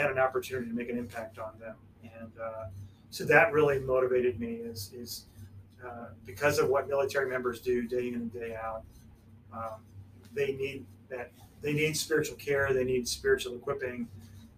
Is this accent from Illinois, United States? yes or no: yes; Illinois, United States; moved away; also born or lived in Wichita, Kansas / Las Vegas, Nevada; we are originally from Illinois and came here from Las Vegas